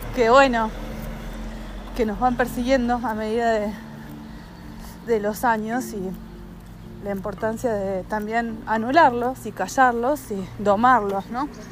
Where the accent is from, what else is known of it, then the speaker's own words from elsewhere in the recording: Argentina; yo soy argentina